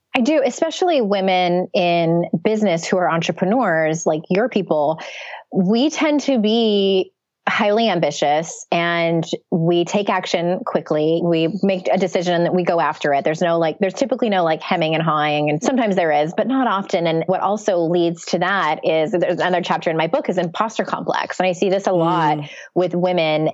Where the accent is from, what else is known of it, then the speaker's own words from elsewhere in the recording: San Diego, California, United States; moved away; I went back to my hometown of San Diego